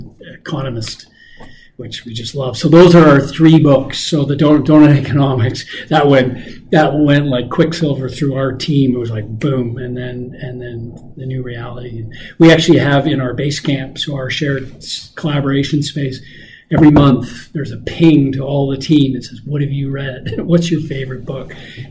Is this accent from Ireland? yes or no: no; Canada; I've traveled, I'm a Canadian, I've lived all across the country